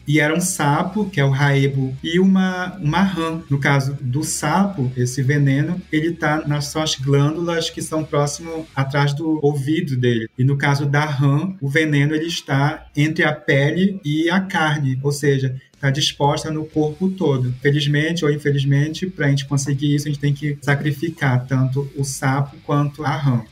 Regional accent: Santarém, Pará, Brazil; moved away as an adult; also born or lived in Sinop, Mato Grosso / Lavras, Minas Gerais; Eu falo que eu sou de Santarém, né, município, mas meus pais moram na beira do rio

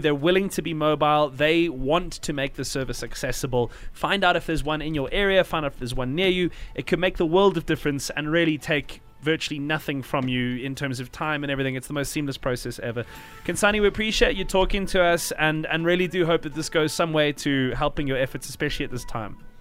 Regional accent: South Africa

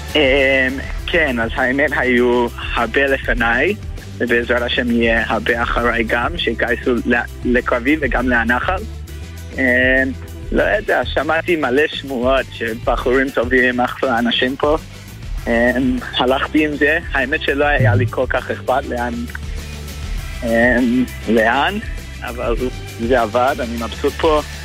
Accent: Melbourne, Victoria, Australia; moved away as an adult; now in Israel; עליתי מאוסטרליה, ממלבון.

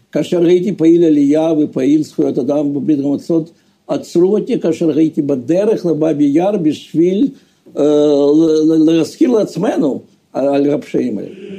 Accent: Donetsk, Donetsk Oblast, Ukraine; moved away as an adult; now in Israel; נולדתי באוקראינה בעיר סטלינו, לא שהיום זה דנצק. גדלתי שם

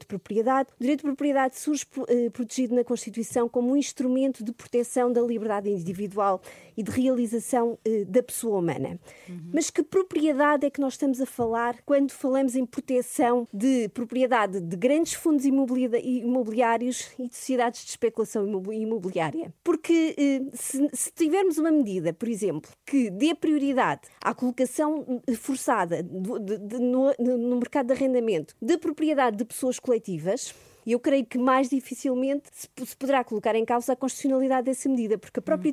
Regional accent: Portugal

